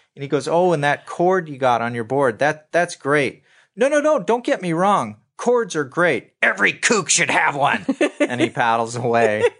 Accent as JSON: {"language": "English", "town": "Santa Monica", "region": "California", "country": "United States", "tie": "born or raised there", "said": "I grew up in Santa Monica"}